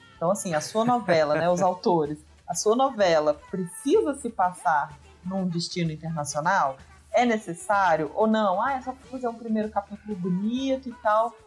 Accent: Minas Gerais, Brazil; accent: mineiro; é a minha, é o meu estado, é o meu sotaque

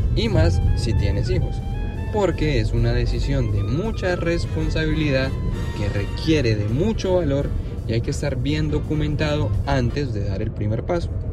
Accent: Medellín, Antioquia, Colombia; moved away as an adult; now in United States; soy de Medellín, Colombia.

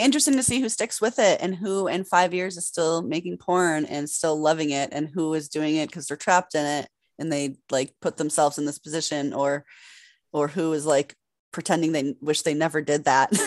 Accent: Massachusetts, United States; also born or lived in New York City / Los Angeles; I'm from Massachusetts

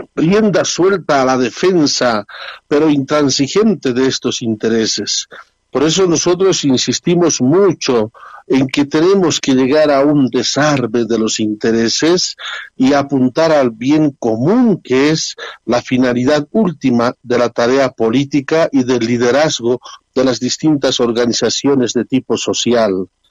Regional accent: Bolivia; nuestra gente boliviana

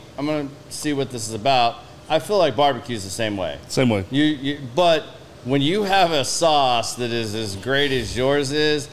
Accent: Oklahoma, United States; moved away; I'm from Oklahoma originally

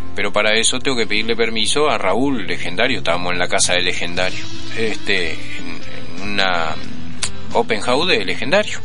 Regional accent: Uruguay; somos uruguayos

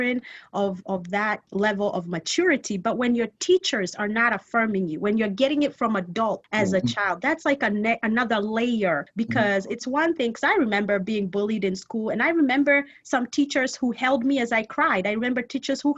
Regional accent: Kenya; I am Kenyan. I'm African. I want to be over here and talk Swahili

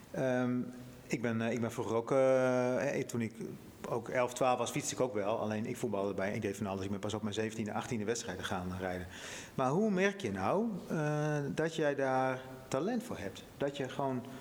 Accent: North Netherlands, Netherlands; Dat wij als, als Noorderlingen gewoon ehm, het wat lastiger hebben om een contractje ergens te krijgen dan de jongens uit het, uit het Westen of uit het Zuiden.

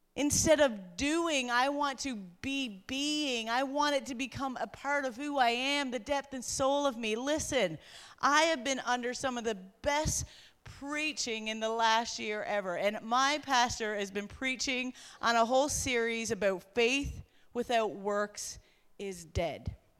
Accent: Newfoundland and Labrador, Canada; I come from Newfoundland where Sister Garrigus brought the gospel to the island and set it on fire.

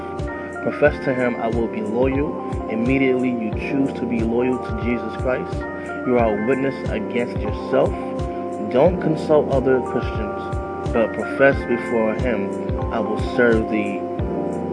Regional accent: New York City, New York, United States; I'm born and raised in Queensbridge.

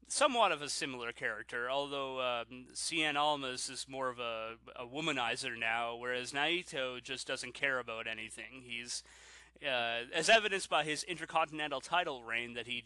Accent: Canada; I'm Canadian

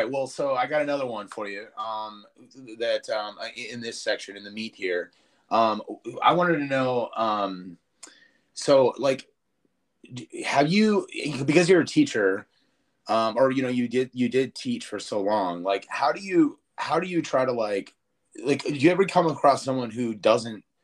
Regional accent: Springfield, Massachusetts, United States; born or raised there; moved away

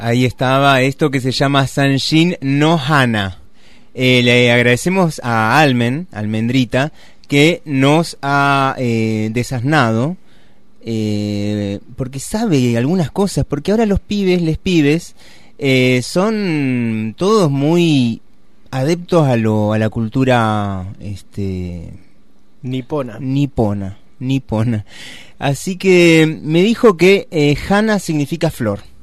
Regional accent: Río Gallegos, Santa Cruz, Argentina; yo que nací en Río Gallegos

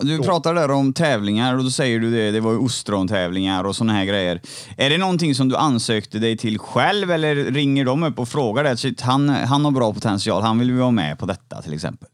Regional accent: Trollhättan, Västra Götaland, Sweden; jag är från Trollhättan

